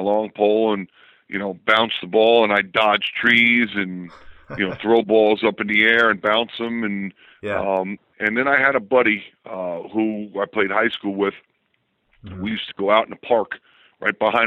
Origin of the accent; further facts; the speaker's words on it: Hicksville, New York, United States; moved away as an adult; also born or lived in Baltimore; I grew up in Hicksville, New York